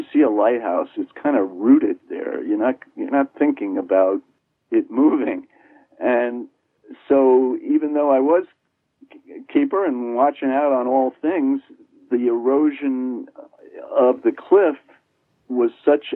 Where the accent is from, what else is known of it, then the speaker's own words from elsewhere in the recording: New York, United States; moved away as an adult; now in Martha's Vineyard, United States; I'm a New Yorker